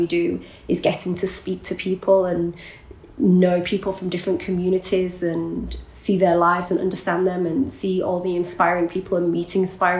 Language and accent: English; Iraq; look, I'm from Iraq, I speak Arabic, I understand the region, let me go.